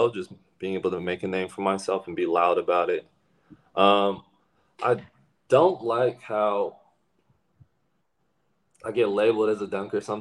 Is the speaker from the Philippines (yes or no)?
yes; Philippines; being me and being Filipino, and I, I have this ability.